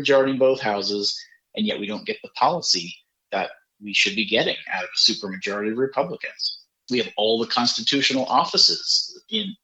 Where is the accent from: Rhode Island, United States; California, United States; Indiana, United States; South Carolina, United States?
South Carolina, United States; Spartanburg; I'm from Spartanburg